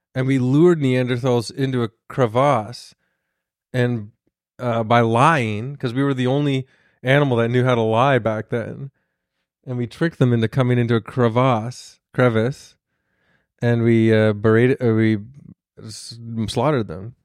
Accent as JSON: {"language": "English", "town": "Toronto", "region": "Ontario", "country": "Canada", "said": "I'm from Toronto"}